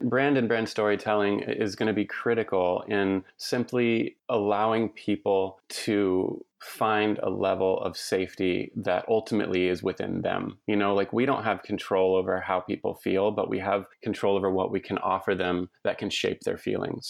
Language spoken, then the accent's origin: English; Lubbock, Texas, United States; now in Portland, United States; I grew up in Lubbock, Texas